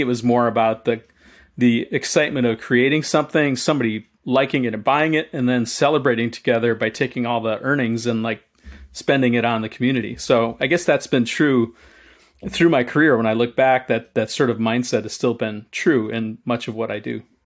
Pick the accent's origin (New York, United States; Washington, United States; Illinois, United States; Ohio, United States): Illinois, United States; Chicago; as a kid, I lived, I grew up in Chicago